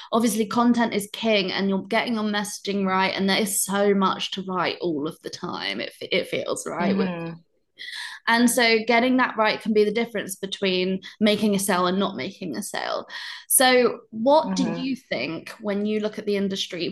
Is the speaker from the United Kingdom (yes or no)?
yes; United Kingdom; being British